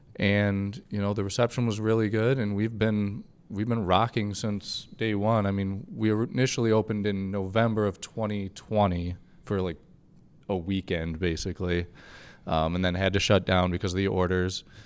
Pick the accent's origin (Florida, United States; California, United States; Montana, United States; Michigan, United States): Michigan, United States; Grand Rapids; I'm from Grand Rapids. I'm very proud of this city